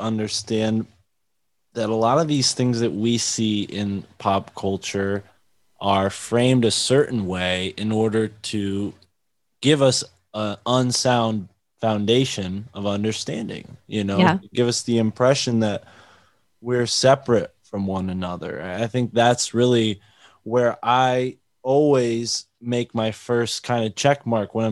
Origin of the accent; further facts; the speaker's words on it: New England, United States; I grew up in New England